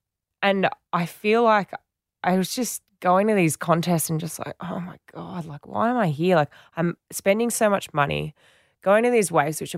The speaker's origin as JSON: {"language": "English", "region": "Western Australia", "country": "Australia", "tie": "born or raised there", "said": "because I'd done it before growing up in Western Australia."}